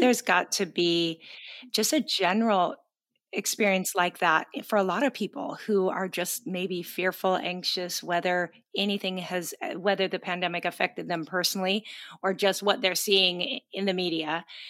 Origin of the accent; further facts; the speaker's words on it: Pacific Northwest, Seattle area, Washington, United States; moved away; We're both from the Pacific Northwest, the Seattle